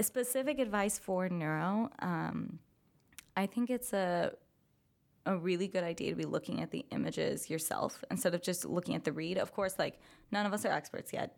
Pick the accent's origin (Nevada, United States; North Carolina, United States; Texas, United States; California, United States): California, United States; moved away as an adult; I am from California